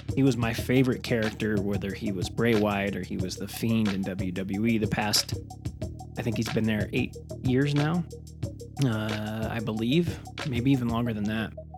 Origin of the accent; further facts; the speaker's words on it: Magna, Utah, United States; That's where I grew up